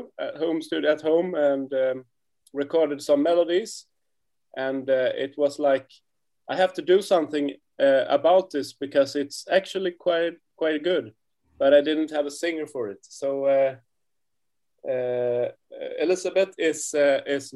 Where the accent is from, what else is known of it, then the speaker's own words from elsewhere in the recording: Sweden; we are a duo and we are from Sweden